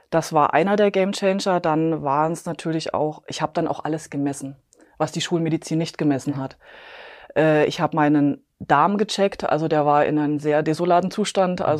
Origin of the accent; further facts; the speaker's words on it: Bavaria, Germany; ich komme aus äh, Klonn, das ist bei München.